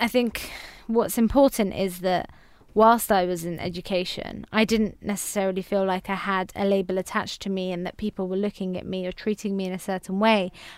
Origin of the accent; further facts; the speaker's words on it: Afghanistan; first language Farsi; English is a second language; now in United Kingdom; Now, because I've kept touch of my own language, I can speak my mother tongue, which is Farsi. I've managed to keep in touch with family back home as well. So every time we've gone back to Afghanistan